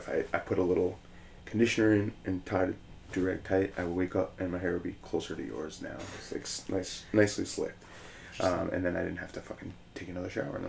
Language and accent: English; Ireland; And I'm like, oh, I'm Irish.